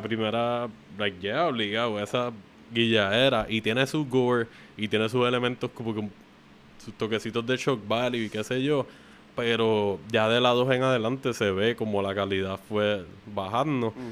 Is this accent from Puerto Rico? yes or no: yes; Canóvanas, Puerto Rico; donde yo crecí en Canoa en otra parte, en Palmasola